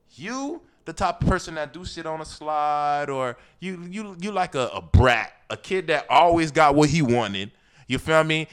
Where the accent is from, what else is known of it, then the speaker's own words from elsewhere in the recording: Miami, Florida, United States; we grew up in Miami